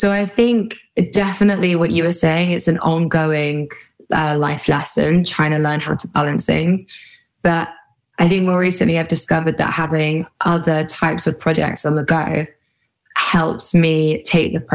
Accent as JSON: {"language": "English", "country": "United Kingdom", "said": "I'm British."}